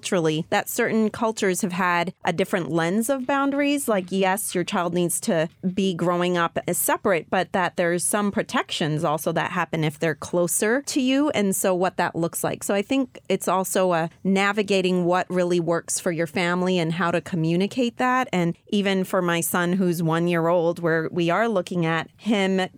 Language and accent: English; U.S. Virgin Islands; I grew up in St. Croix, Virgin Islands